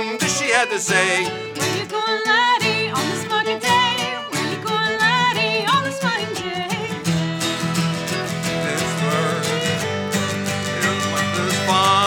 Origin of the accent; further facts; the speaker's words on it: Addison County, Vermont, United States; we're from Addison County